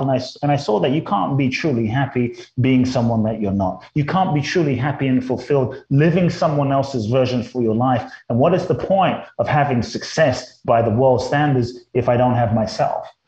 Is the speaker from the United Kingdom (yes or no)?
yes; London, United Kingdom; born or raised there; moved away as an adult; also born or lived in Mexico; now in Los Angeles, United States